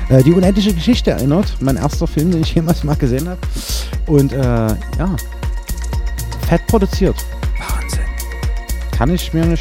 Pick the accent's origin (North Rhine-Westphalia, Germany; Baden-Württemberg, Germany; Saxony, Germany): Saxony, Germany; Chemnitz; moved away; Ja, Karl-Marx-Stadt. Als karl marx genau. Oder Nischelstedt. Quasi, genau. Und, äh, Nicht quasi, ich bin da geboren.